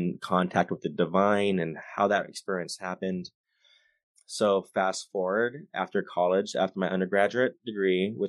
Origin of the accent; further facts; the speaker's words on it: Stockton, California, United States; also born or lived in Santa Barbara, California; born and raised in Stockton, California, grew up in private Catholic school